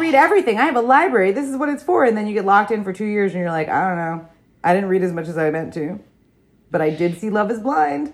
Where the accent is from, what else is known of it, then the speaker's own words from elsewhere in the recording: New Jersey, United States; I am a person from New Jersey